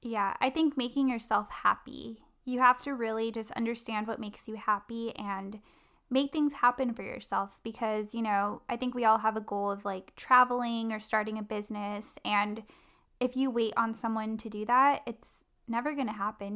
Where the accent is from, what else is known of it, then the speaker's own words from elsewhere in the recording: La Palma, California, United States; I was raised in Orange County in a city called La Palma